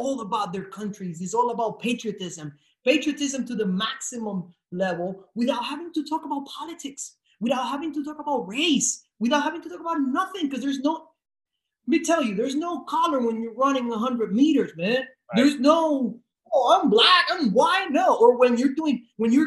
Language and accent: English; Puerto Rico; English is a second language; I was born and raised in Puerto Rico. I come from a town that has more cows than people